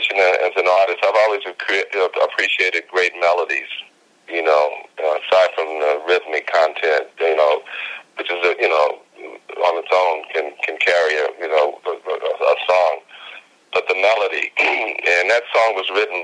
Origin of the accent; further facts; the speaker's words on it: Houston, Texas, United States; growing up in Houston, I mean, growing up in my house